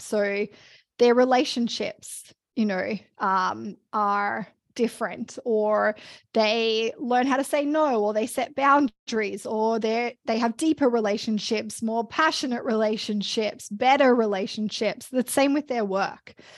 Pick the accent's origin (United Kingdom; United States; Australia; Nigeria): Australia; moved away as an adult; also born or lived in Melbourne; now in Canada; I'm Australian, and I always wanna be able to come home, uh, to see my family